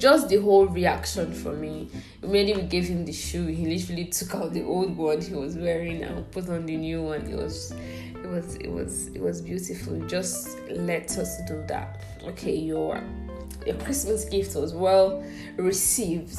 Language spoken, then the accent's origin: English; Abia, Nigeria; I'm from Abia State